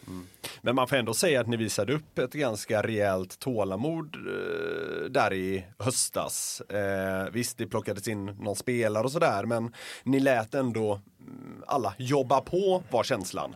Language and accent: Swedish; Gothenburg, Västra Götaland, Sweden; moved away; som exilgöteborgare